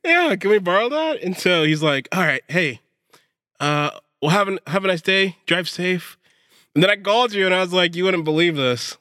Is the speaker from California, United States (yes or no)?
yes; Pittsburg, California, United States; I grew up in Pittsburgh